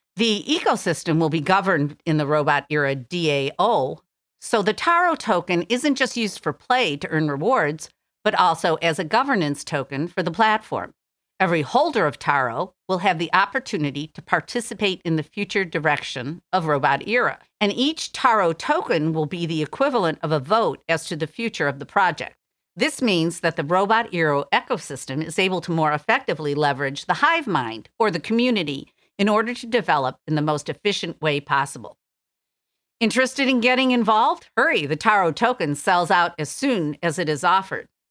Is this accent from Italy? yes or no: no; Detroit, Michigan, United States; Detroit, my hometown